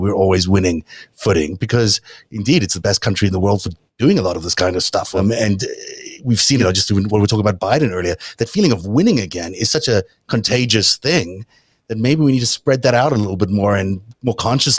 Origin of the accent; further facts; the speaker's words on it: South Africa; now in United States; growing up in South Africa